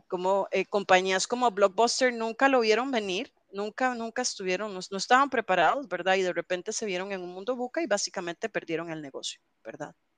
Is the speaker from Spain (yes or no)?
no; Alajuela, Costa Rica; yo soy eh, alajuelense de toda la vida aquí en Costa Rica.